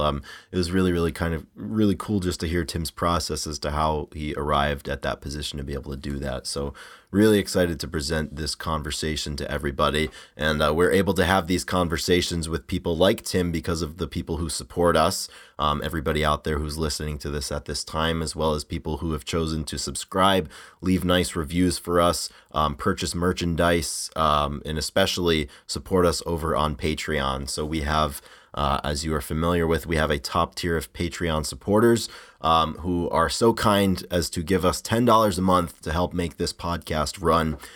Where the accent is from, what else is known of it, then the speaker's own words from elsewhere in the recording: Rhode Island, United States; I grew up in the Northeast, not Philly, obviously, but I grew up in, in Rhode Island.